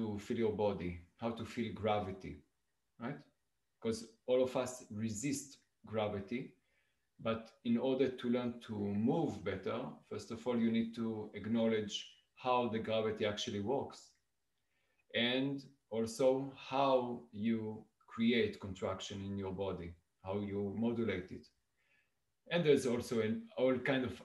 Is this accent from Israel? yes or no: yes; Israel; moved away as an adult; also born or lived in Italy; now in Saskatoon, Canada; I was born in Israel about 43 years ago.